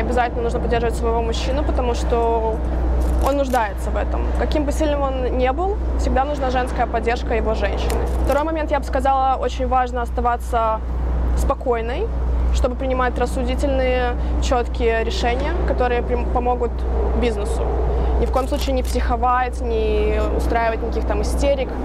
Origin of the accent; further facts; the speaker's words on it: Chișinău, Moldova; now in United States; Я вообще родилась в Молдавии, но я в Америке живу 12 с половиной лет.